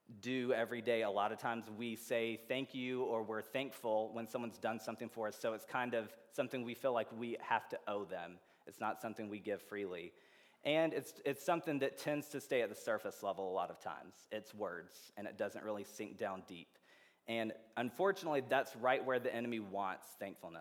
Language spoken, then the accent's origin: English; Georgia, United States; also born or lived in Indiana; now in Champaign, United States; I'm from Georgia originally